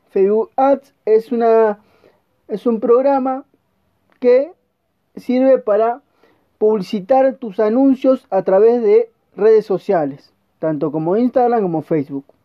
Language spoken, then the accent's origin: Spanish; Argentina; como te repito, soy argentino y estoy vendiendo a todo el mundo, solo con mi celular.